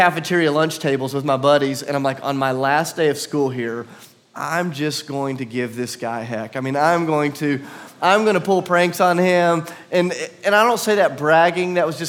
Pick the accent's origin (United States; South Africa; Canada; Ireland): United States; South Carolina; also born or lived in Tennessee; My family, I'm from South Carolina, but for a few years we lived in a small kind of hick town in southern, kind of middle Tennessee, not too far from here.